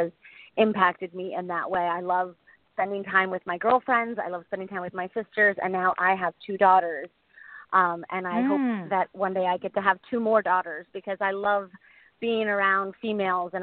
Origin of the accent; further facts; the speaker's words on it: Boca Raton, Florida, United States; also born or lived in Maui, Hawaii; I grew up in Boca Raton, Florida